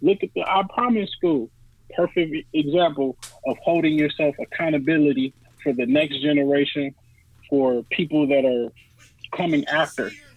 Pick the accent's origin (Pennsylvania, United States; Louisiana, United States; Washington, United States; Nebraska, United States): Louisiana, United States; New Orleans; I was born in New Orleans.